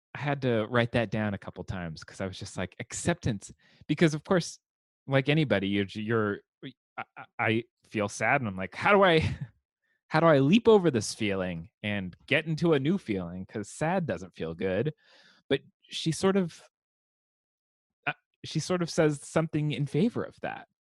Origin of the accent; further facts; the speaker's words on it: Southern California, United States; growing up in Southern California, with an 85 degree Christmas